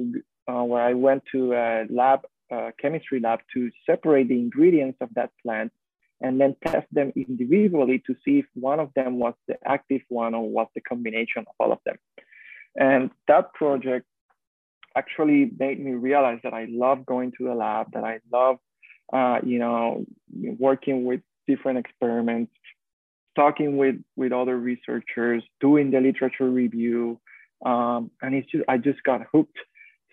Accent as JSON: {"language": "English", "country": "Puerto Rico", "tie": "born or raised there", "said": "growing up in Puerto Rico"}